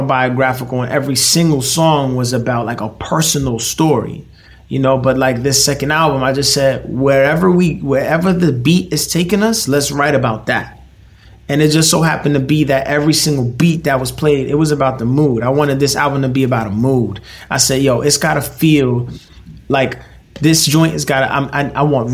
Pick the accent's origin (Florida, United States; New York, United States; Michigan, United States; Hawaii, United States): New York, United States; New York City; I'm from Brooklyn